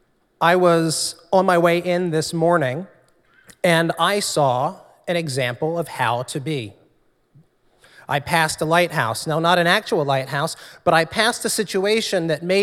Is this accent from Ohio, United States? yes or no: no; New Jersey, United States; also born or lived in Trenton, New Jersey; I grew up in South Jersey